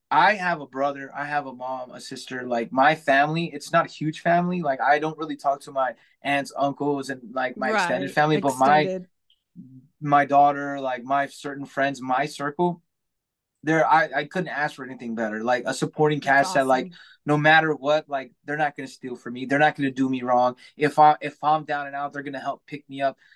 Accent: California, United States; now in Michigan, United States; I live in Michigan now. We're originally from, I'm from California

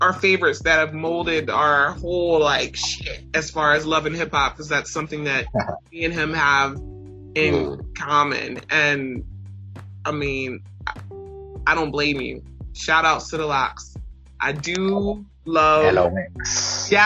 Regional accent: Philadelphia, Pennsylvania, United States; as a Philadelphian

